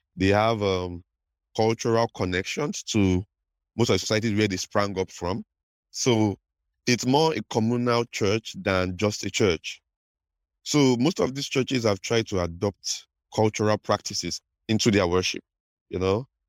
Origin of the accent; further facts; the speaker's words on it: Delta, Nigeria; I'm from Delta State in Nigeria.